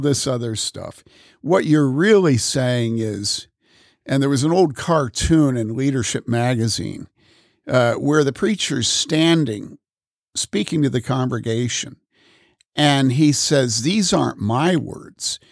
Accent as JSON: {"language": "English", "town": "Wheaton", "region": "Illinois", "country": "United States", "tie": "born or raised there", "also_born_or_lived": "Madison / Boulder", "moved": "yes", "said": "growing up in Wheaton, living in Madison, having lived in Boulder"}